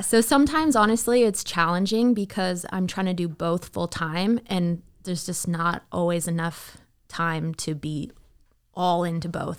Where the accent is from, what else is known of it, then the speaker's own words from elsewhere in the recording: Toronto, Ontario, Canada; moved away as an adult; also born or lived in Miami; now in Nashville, United States; I am a Canadian raised girl